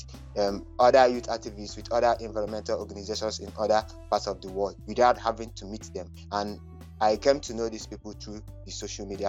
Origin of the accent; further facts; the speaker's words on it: Nigeria; I'm from Nigeria